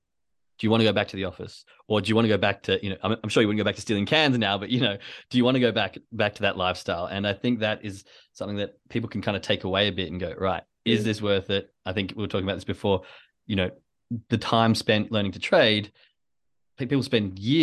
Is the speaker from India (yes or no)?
no; Perth, Western Australia, Australia; moved away; I came from Western Australia, Perth